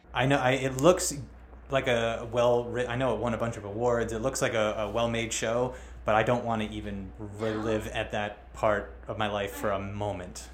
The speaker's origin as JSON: {"language": "English", "region": "Rhode Island", "country": "United States", "tie": "born or raised there", "moved": "yes", "lives_now": "Long Island, United States", "said": "I'm from Rhode Island, and in Rhode Island, there's actually like a pretty decent like reggae scene."}